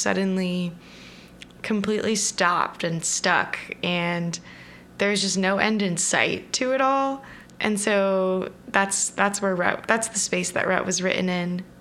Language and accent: English; Southern California, United States; I grew up in Southern California, pretty close to the beach